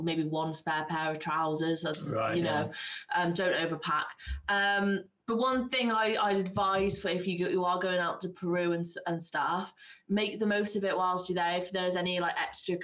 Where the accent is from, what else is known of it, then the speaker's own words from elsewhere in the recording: Mid Wales, United Kingdom; moved away; I came from nearer North Wales, Mid Wales